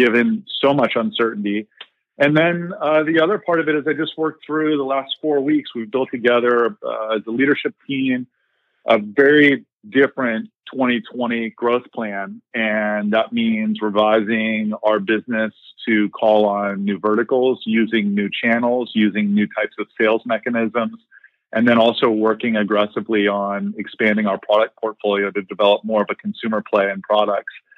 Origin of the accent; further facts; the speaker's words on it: Columbus, Ohio, United States; moved away; also born or lived in Indiana; I am a Midwesterner, grew up in Columbus, Ohio